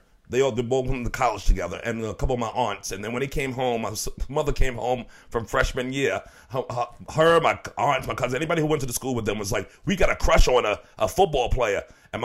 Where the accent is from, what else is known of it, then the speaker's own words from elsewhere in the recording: New York City, New York, United States; I grew up in New York City.